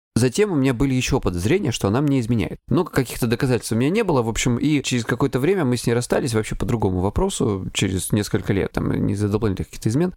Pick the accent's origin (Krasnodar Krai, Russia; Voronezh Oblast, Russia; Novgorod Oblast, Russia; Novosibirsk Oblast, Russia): Krasnodar Krai, Russia; я с Кубани